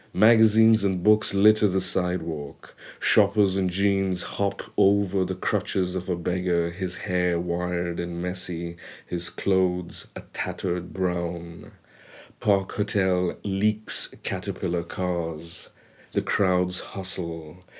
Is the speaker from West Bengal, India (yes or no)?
no; Mumbai, Maharashtra, India; first language Bengali; English is a second language; moved away as an adult; also born or lived in Kolkata, India / United States; now in London, United Kingdom; I spent the next years, eight years in Bombay